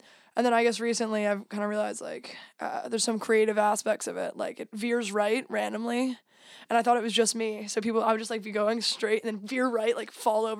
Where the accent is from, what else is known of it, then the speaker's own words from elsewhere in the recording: New York City, New York, United States; moved away as an adult; also born or lived in New Jersey; I'm from New York, New Jersey. So I grew up around the two, kind of in New York City, and going to school out in Jersey. I moved here a couple years ago. I lived in London for a year and then here. Obviously, I live in Liverpool.